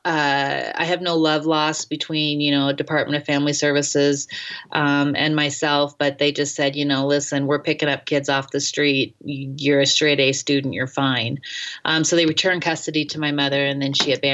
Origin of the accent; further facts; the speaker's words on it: North Idaho, United States; also born or lived in Seoul, South Korea / Detroit; I was raised in North Idaho in the 80s